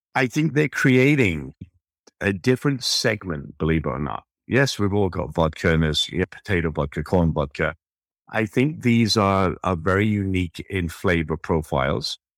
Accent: United Kingdom; now in United States; being British, I grew up with gin

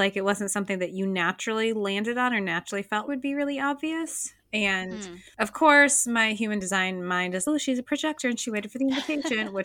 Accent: Minnesota, United States; moved away; also born or lived in Iowa; We're both from Minnesota originally

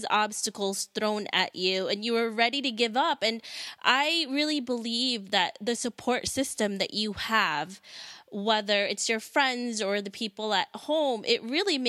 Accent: Philippines; moved away; my parents are immigrants, and so am I. We're from the Philippines.

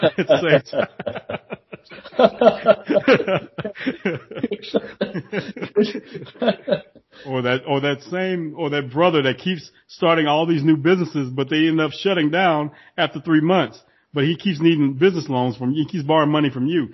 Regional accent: United States; most of us who were born and raised in America

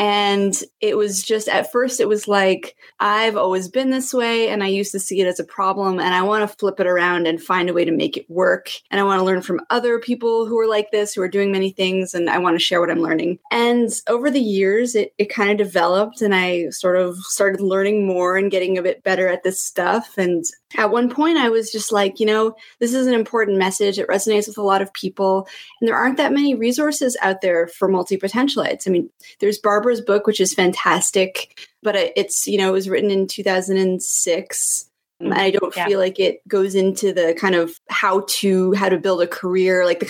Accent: Canada; moved away; I'm Canadian. I'm a dual citizen, so I kind of jump the border from time to time

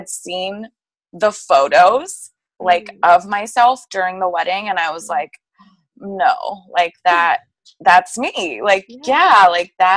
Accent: Tempe, Arizona, United States; I am from Tempe, Arizona

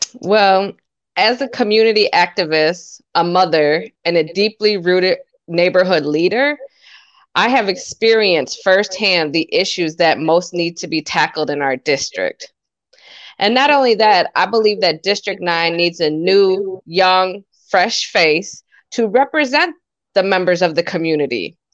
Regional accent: Montello, Wisconsin, United States; I was actually born and raised in Montello, Wisconsin, which is a small town one hour north of Madison

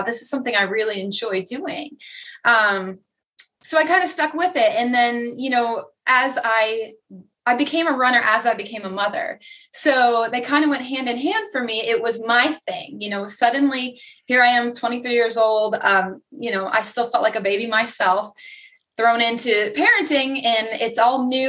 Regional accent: Vermont, United States; now in Myrtle Beach, United States; I'm originally from Vermont, and I will tell people always that's where I'm from. but I currently live in South Carolina, Myrtle Beach area.

